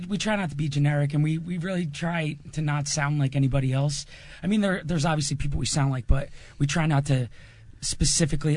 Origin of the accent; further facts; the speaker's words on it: New Jersey, United States; we're from Jersey